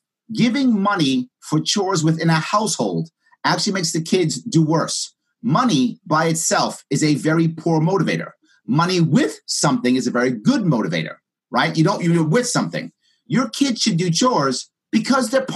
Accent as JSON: {"language": "English", "town": "New York City", "region": "New York", "country": "United States", "tie": "born or raised there", "said": "I grew up in the South Bronx"}